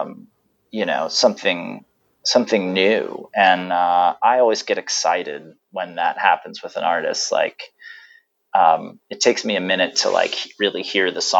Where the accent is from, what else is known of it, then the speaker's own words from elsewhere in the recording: Ohio, United States; also born or lived in Wilmington, Delaware; I am not originally from Ohio, but I did grow up there. I was born in Wilmington, Delaware